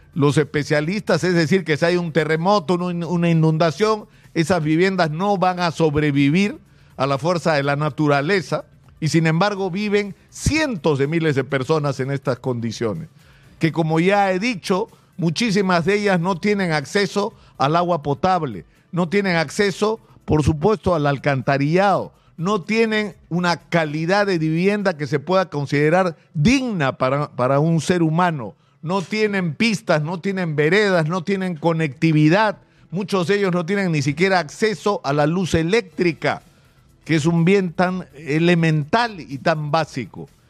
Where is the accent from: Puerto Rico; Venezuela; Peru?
Peru; Lima